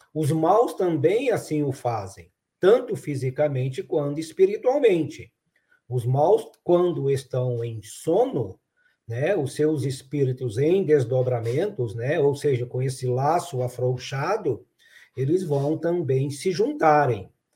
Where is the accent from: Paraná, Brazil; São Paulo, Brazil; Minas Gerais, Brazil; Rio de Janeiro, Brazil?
Minas Gerais, Brazil; Araxá; now in Franca, Brazil; quando eu era criança lá em Araxá